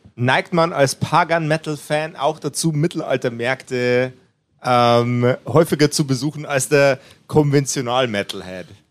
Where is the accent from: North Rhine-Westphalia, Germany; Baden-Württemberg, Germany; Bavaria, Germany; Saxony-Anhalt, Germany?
Bavaria, Germany; Upper Palatinate; Ich bin ein Oberpfälzer. Ja. Ein Ober, Oberpfälzer, niederbayerisches Grenzländler